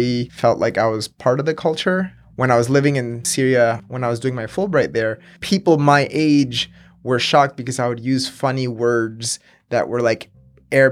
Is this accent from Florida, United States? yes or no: yes; Miami, Florida, United States; also born or lived in Venezuela / upstate New York; I grew up in Miami, went to school in upstate New York.